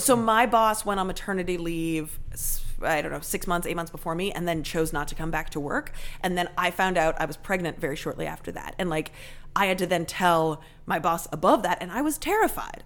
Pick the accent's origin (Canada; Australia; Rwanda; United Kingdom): Canada; now in United States; I am 100% Canadian, but my mom was born and raised in the States